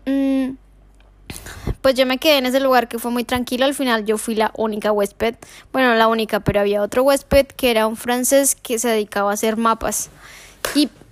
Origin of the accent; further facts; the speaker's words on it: Colombia; moved away; soy colombiana